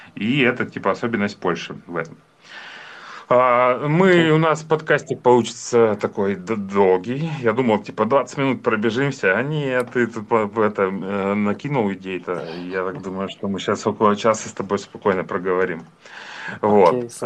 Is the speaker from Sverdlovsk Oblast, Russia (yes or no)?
yes; Yekaterinburg, Sverdlovsk Oblast, Russia; являюсь коренным екатеринбуржцем